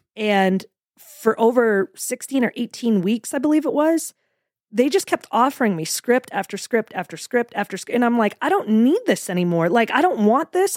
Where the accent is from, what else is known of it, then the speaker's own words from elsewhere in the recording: Portland, Maine, United States; moved away as an adult; now in Florida, United States; I'm actually, um, from Portland, Maine originally. I, I stayed there right through college